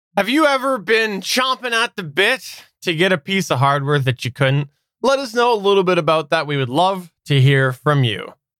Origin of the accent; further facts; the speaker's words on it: Canada; I am indeed one hundred percent Canadian